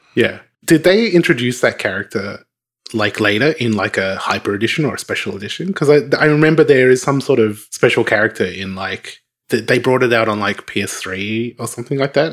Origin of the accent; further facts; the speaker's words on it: Australia; In Australia, we, we didn't have a lot of local magazines